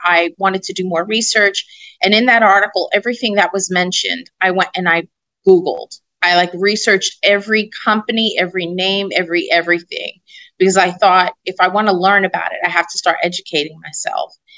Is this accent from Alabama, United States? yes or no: no; New York City, New York, United States; I'm a girl from Brooklyn that mm-hmm. watched people in my neighborhood go to jail